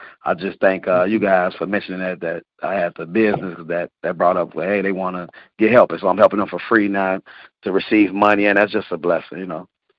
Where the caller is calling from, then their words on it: Chicago, Illinois, United States; And I'm calling from Chicago, Illinois.